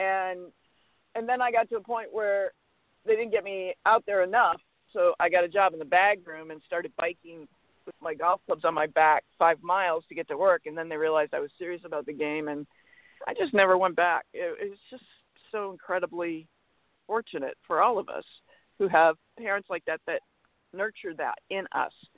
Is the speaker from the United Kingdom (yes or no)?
no; Portland, Maine, United States; now in California, United States; I grew up in Portland, Maine